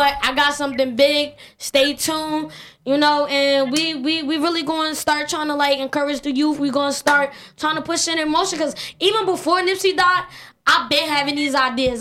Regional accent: Newark, New Jersey, United States; I'm from Newark

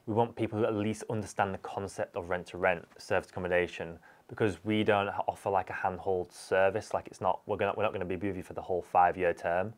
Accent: Huddersfield, Yorkshire and the Humber, United Kingdom; from Huddersfield.

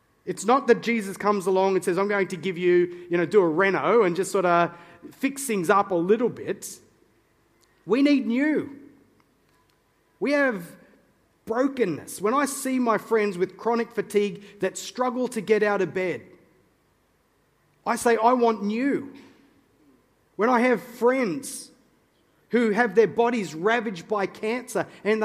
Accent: Newcastle, New South Wales, Australia; I'm a Novocastrian by birth. Okay, that's just fancy pants way of saying I'm from Newcastle

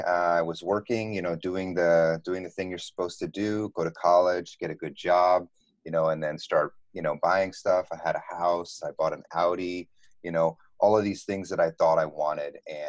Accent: East Coast, United States; also born or lived in Texas; I grew up in the States, all over the East Coast, and then I went to high school and college in Texas

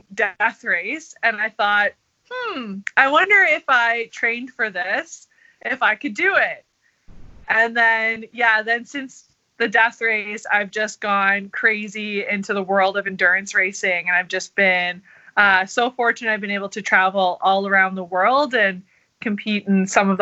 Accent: Ottawa, Ontario, Canada; I'm from Ottawa, Canada

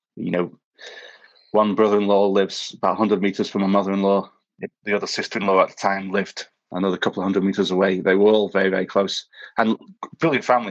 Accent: Manchester, North West England, United Kingdom; moved away as an adult; also born or lived in London / Cape Town; now in Groomsport, United Kingdom; I spent most of my life growing up in Manchester. I moved down to London when I was 18

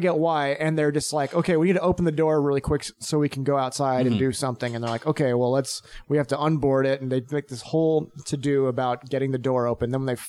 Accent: Texas, United States; also born or lived in New Jersey / St. Louis; I'm from Texas, New Jersey, St. Louis.

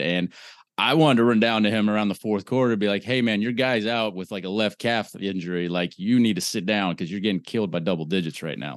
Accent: Orlando, Florida, United States; I am born and raised in Orlando, Florida

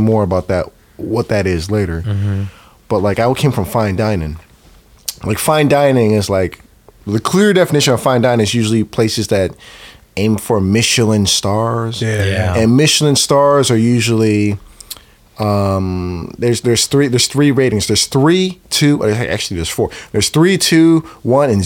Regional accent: Oakland, California, United States; I grew up in West Oakland, 17th Adeline

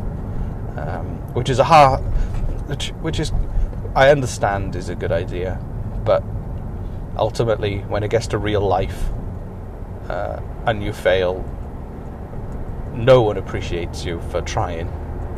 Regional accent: Wales, United Kingdom; the main sport I played growing up in Wales was rugby

